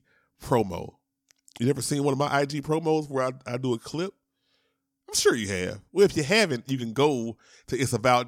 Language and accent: English; Shreveport, Louisiana, United States; I am from Louisiana. Shout out to Shreveport